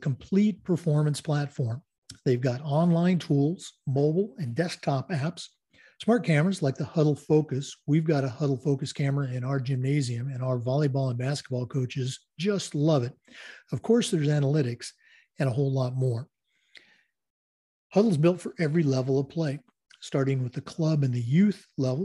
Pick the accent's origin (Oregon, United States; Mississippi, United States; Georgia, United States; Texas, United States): Oregon, United States; moved away; We're going all the way back to my home state today, the great state of Oregon